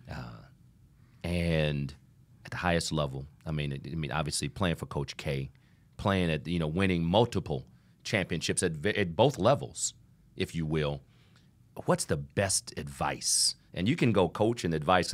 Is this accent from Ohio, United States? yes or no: yes; Toledo, Ohio, United States; I'm from Toledo, Ohio